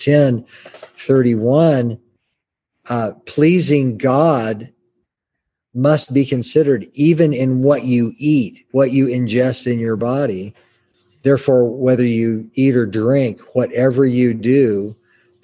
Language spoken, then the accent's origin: English; United States; I'm an American.